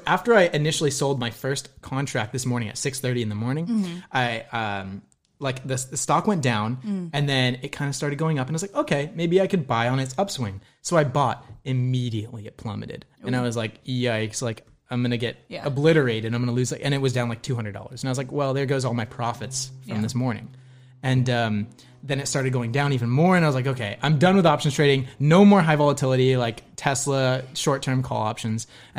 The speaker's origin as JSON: {"language": "English", "town": "Ventura", "region": "California", "country": "United States"}